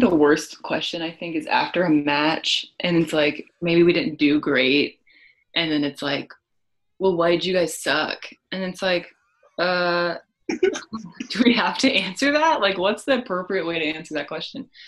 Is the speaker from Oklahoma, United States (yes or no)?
yes; McAlester, Oklahoma, United States; I grew up in McAllister, Oklahoma, super small town